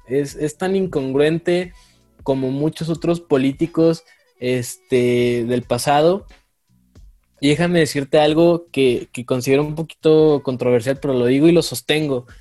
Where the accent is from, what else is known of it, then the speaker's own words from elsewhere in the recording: Ciudad Juárez, Chihuahua, Mexico; yo soy de Ciudad Juárez